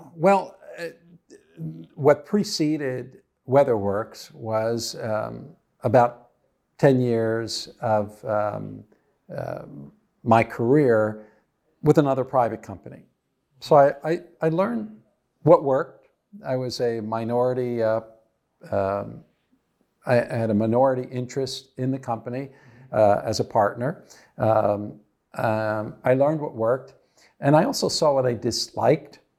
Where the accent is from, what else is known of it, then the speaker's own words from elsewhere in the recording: New Jersey, United States; also born or lived in Texas; I grew up in New Jersey.